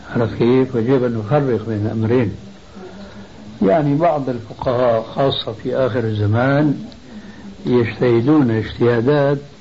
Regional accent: Syria; عندنا بسوريا

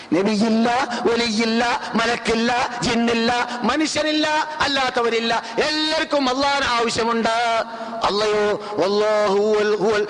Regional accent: Kerala, India; moved away as an adult; now in Medina, Saudi Arabia

